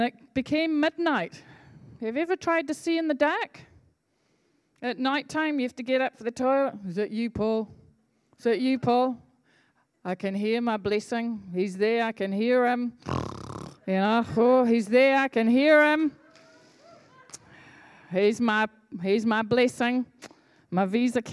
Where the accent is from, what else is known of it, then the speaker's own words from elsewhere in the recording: Scotland, United Kingdom; I'm from Scotland